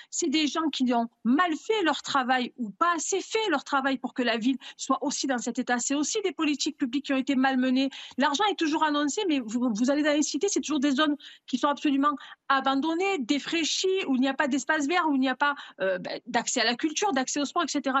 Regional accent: Marseille, Provence-Alpes-Côte d'Azur, France; je suis née à Marseille, je suis née dans des bidonvilles.

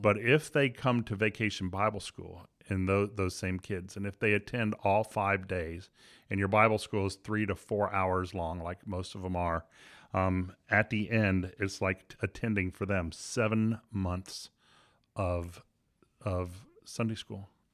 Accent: Miami, Florida, United States; I was raised in Miami

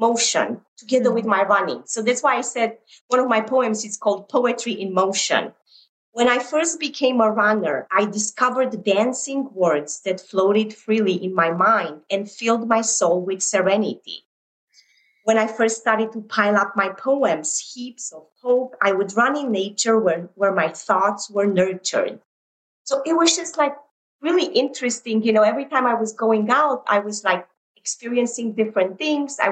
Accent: Romania; moved away; growing up in Romania during communism.

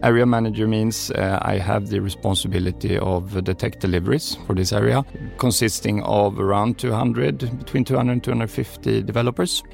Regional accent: Kalmar County, Sweden; moved away; our vacation home in uh, southern Sweden at Öland, uh, where I also come from.

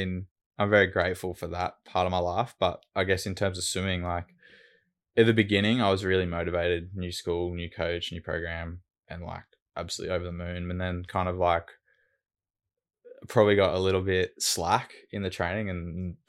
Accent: Brisbane, Queensland, Australia; So I've grown up in Brizzy and lived in Brizzy my whole life on the south side of Brizzy.

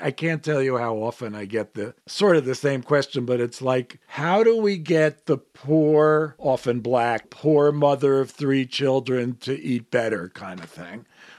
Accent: New York, United States; I mean, I grew up in New York and it existed in San Bernardino and moved east, but there were no McDonald's.

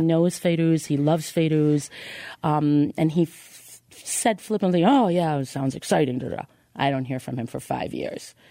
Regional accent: Israel; now in Chicago, United States; I grew up in Israel

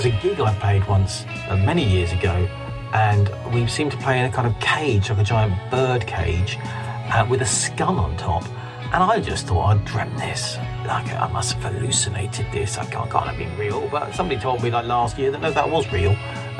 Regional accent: London, United Kingdom; I am from Catford in southeast London, and I write and record my stuff in this kind of little loft room in Catford

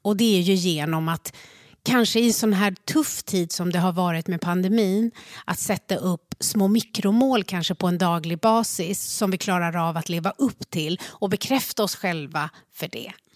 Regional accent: Sweden; jag blev född i Sverige

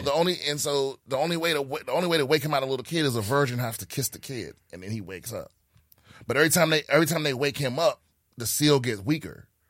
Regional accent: Prince George's County, Maryland, United States; also born or lived in Washington, D.C.; I was born in D C, raised in P G County, Maryland

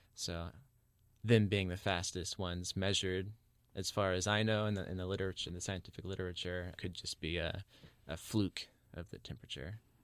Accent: Charleston, South Carolina, United States; I grew up in Charleston, South Carolina, so near the Atlantic Ocean

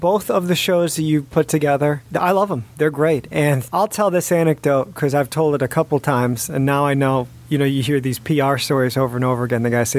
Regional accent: Chicago, Illinois, United States; I'm from the Midwest. I'm from the suburbs of Chicago

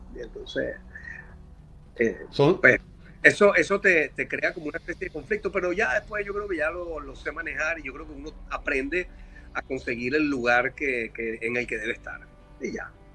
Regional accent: Caracas, Capital District, Venezuela; moved away; also born or lived in San Antonio de los Altos, Venezuela; nací en Caracas en el año 64.

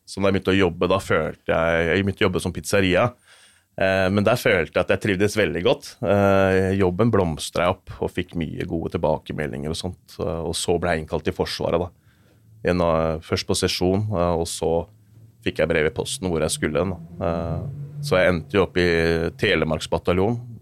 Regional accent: Asker, Akershus, Norway; jeg er født og oppvokst i Asker

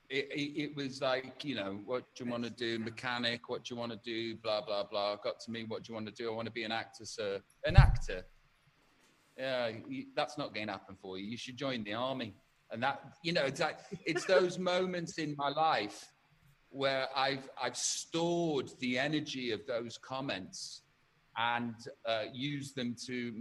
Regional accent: Stoke-on-Trent, West Midlands, United Kingdom; I come from Tunstall in Stoke-on-Trent

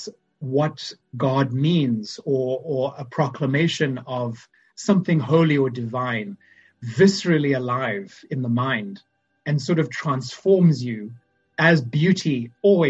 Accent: Zimbabwe; moved away as an adult; also born or lived in Boston; now in St. Paul, United States; as you can probably tell from my accent, I'm from Zimbabwe

